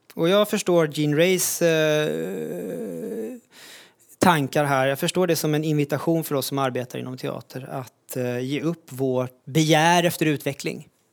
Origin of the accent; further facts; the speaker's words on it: Sweden; i Sverige där jag växte upp